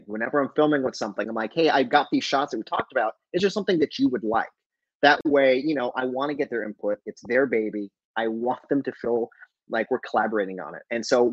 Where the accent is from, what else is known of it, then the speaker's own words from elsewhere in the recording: Albuquerque, New Mexico, United States; moved away; I'm originally from Albuquerque